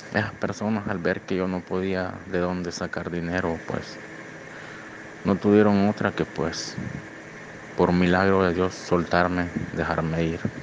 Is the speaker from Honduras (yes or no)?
yes; Honduras; moved away as an adult; now in Monterrey, Mexico; Yo soy de Honduras